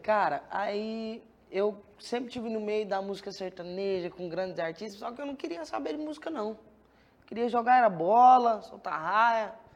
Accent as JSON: {"language": "Portuguese", "town": "Goiânia", "region": "Goiás", "country": "Brazil", "tie": "born or raised there", "said": "Eu nasci em Goiânia mesmo."}